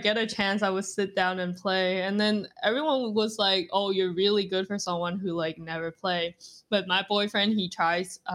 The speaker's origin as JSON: {"language": "English", "country": "Vietnam", "tie": "born or raised there", "moved": "yes", "lives_now": "Canada", "said": "I was born and raised in Vietnam"}